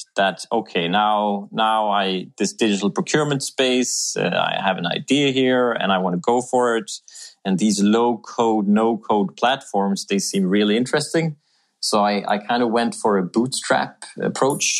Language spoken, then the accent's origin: English; Sweden; moved away as an adult; also born or lived in Bedford / Philadelphia / South America; now in Denmark; I'm Swedish. I'm from the Swedish woods, and I've had a bit of an international career.